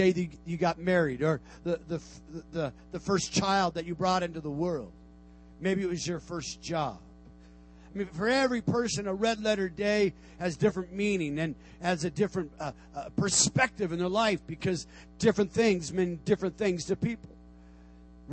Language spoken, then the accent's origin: English; Tucson, Arizona, United States; moved away as an adult; also born or lived in Portland; we made our trek back to my hometown, Tucson, Arizona